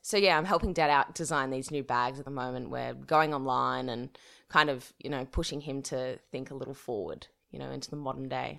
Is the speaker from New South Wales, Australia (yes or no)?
yes; Dubbo, New South Wales, Australia; I'm from Dubbo, a regional town, which is, I guess, five hours drive from Sydney. I was born and bred there